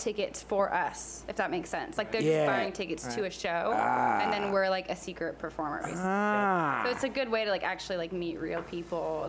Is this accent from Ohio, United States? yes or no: no; Orange County, California, United States; born or raised there